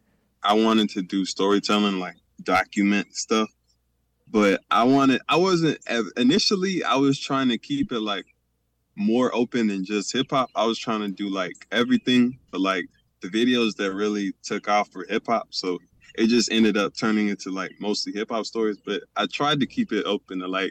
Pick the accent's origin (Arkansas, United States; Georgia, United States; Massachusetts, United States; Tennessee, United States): Georgia, United States; Atlanta; also born or lived in Texas; I'm originally from Texas, but I live in Georgia right now